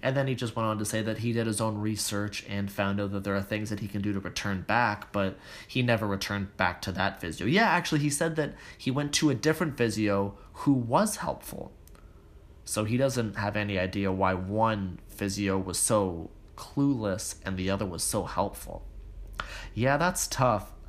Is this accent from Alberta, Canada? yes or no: no; Toronto, Ontario, Canada; I was born and raised in Toronto so I don't have that same accent